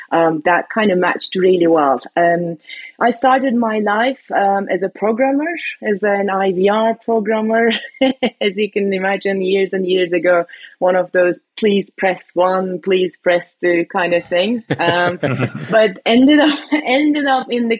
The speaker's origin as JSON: {"language": "English", "region": "Istanbul", "country": "Turkey", "tie": "born or raised there", "moved": "yes", "lives_now": "United Kingdom", "said": "I was born and raised in Istanbul, Turkey, but I've been living in the UK for long enough that I call UK home"}